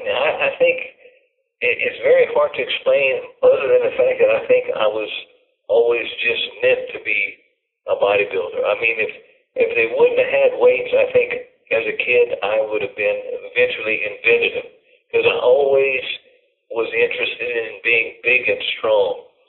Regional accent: Louisiana, United States; now in California, United States; I'm originally from Louisiana.

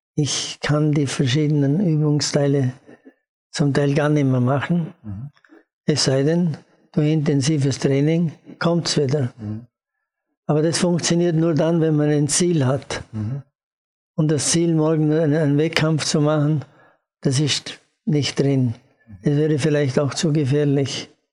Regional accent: Austria; als Österreicher

